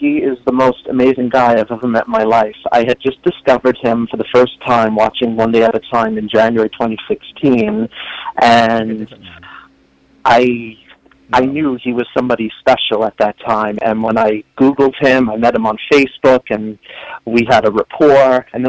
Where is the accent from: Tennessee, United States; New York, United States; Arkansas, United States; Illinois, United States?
New York, United States; New York City; moved away; because I'm originally from Staten Island like he is, and I'm also gay, and he called me his fellow gay Staten Islander